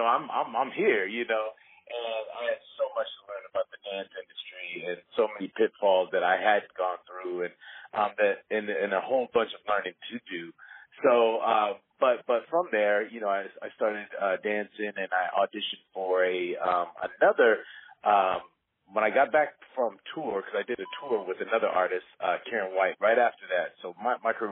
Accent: Rancho Cucamonga, California, United States; So I was raised here in Los Angeles. I was raised in a city called Rancho Cucamonga, which was, basically 45 minutes outside

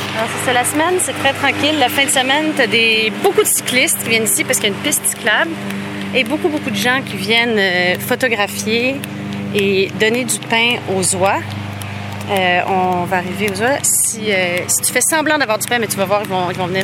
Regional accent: Montreal, Quebec, Canada; now in Laval, Canada; J'ai grandi, moi, à Montréal

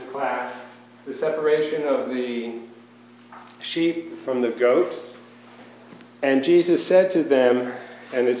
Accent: outside of New York City, United States; I grew up outside of New York City in a Jewish neighborhood and environment

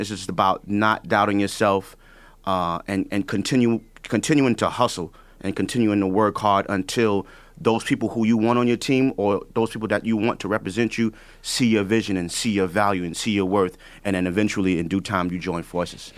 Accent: New York City, New York, United States; I'm from the Bronx. I'm from the hood

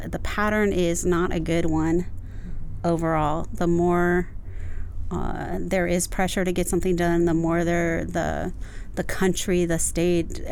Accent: Los Angeles, California, United States; also born or lived in Koreatown, Los Angeles; I was born and raised in the Valley, so I'm a native, now living in Koreatown

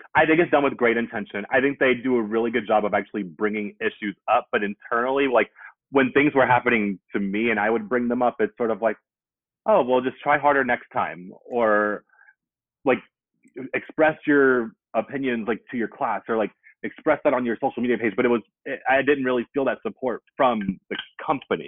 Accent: Greensboro, North Carolina, United States; moved away as an adult; also born or lived in New York / Charlotte, North Carolina / Oakland, California; now in Atlanta, United States; I'm from Greensboro, North Carolina

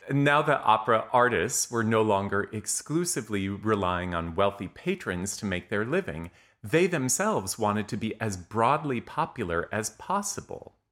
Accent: Montana, United States; many of you know that I grew up in Montana, where there is there is now an opera company, or I think actually even two.

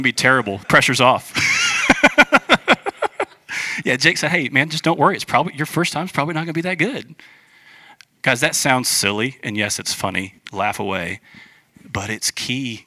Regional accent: United States; we're American

